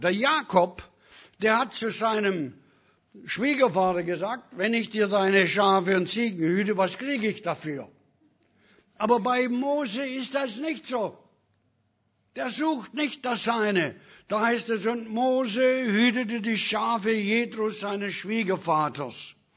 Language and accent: German; Germany; moved away; also born or lived in Africa; Ich bin Deutscher.